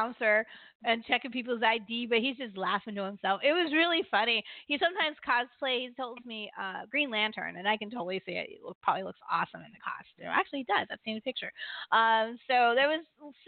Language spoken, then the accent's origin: English; Maryland, United States; I'm from Maryland